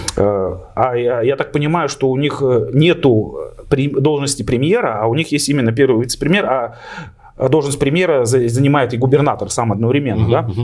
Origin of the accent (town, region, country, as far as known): Bashkortostan, Russia